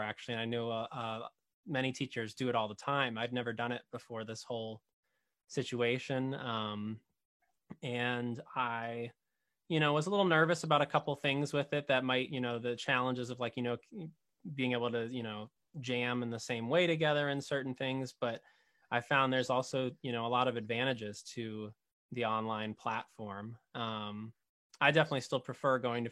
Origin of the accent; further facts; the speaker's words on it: Arlington, Massachusetts, United States; now in Wakefield, United States; I grew up in Arlington